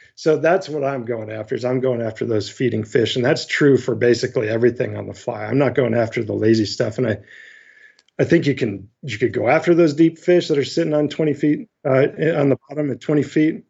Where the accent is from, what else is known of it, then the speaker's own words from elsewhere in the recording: Northwest Ohio, United States; moved away as an adult; also born or lived in upstate New York; I grew up in Northwest Ohio